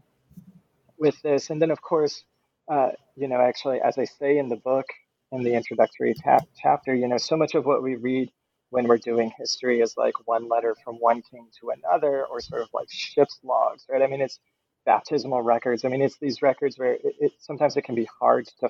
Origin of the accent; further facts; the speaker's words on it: Fort Wayne, Indiana, United States; moved away as an adult; also born or lived in Virginia; now in Houston, United States; So I am from the Midwest. I was born in Fort Wayne, Indiana, in northern Indiana